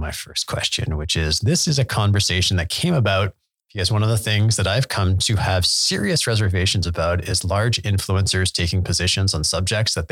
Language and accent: English; Canada; my home country of Canada